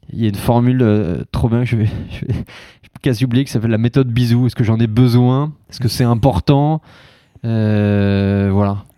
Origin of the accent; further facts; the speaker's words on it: Biganos, Nouvelle-Aquitaine, France; Je viens de Facture Biganos